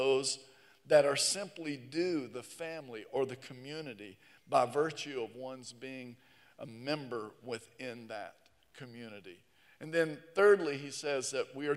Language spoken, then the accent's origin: English; the South, United States; here in the South